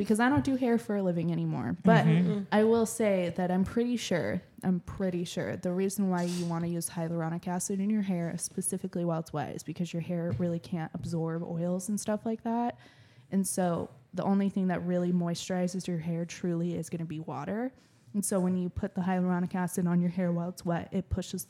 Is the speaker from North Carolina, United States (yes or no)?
no; Puyallup, Washington, United States; moved away; I grew up in Puyallup, right? So I was kind of more humid. And then I moved over here and it's more dry.